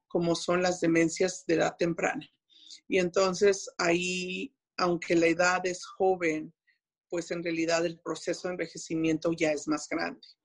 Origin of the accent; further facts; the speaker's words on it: Mexico; moved away as an adult; siendo mexicana y haber, habiendo estado en México y aprendiendo el inglés, el hablarlo ya pues de grande, tengo mi acento